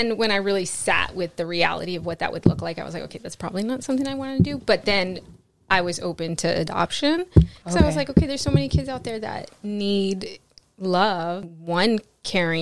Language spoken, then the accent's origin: English; New Jersey, United States; moved away as an adult; now in California, United States; I was born here in California. I grew up in Jersey. We moved out there when I was 10, and then I came back